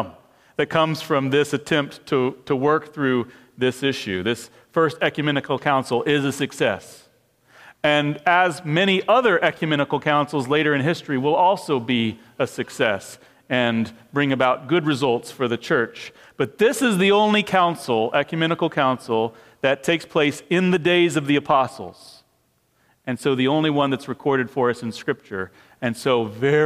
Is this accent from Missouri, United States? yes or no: yes; Missouri, United States; now in Bloomington, United States; I'm from Missouri